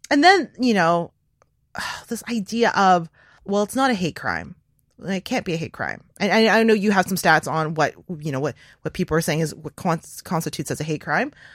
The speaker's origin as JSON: {"language": "English", "country": "Canada", "said": "I'm not American. I'm, I'm Asian, identify as Asian Canadian"}